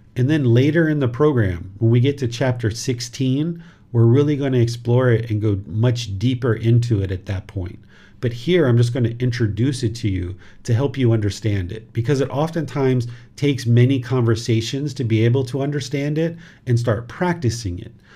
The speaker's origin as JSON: {"language": "English", "country": "United States", "tie": "born or raised there", "moved": "yes", "lives_now": "Thailand", "said": "this physical body was born in America"}